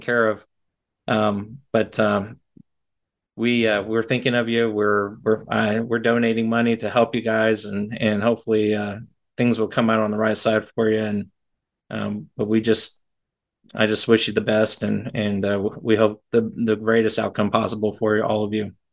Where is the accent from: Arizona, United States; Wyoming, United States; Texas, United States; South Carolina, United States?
Texas, United States; I grew up in Texas, Tornado Alley